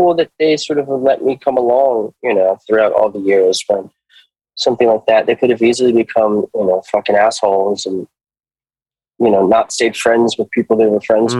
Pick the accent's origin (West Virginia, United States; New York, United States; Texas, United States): New York, United States; When I'm from New York, and you'd think like, oh, somebody in New York would want to show this stuff.